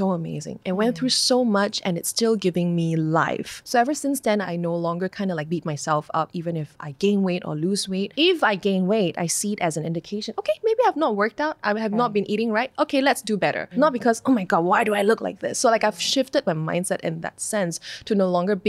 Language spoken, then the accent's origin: English; Malaysia; I'm from Malaysia